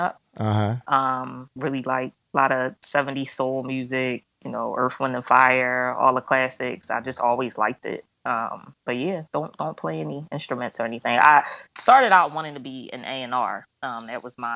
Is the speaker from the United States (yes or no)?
yes; Philadelphia, Pennsylvania, United States; moved away as an adult; also born or lived in New York; now in Los Angeles, United States; I'm originally from Philadelphia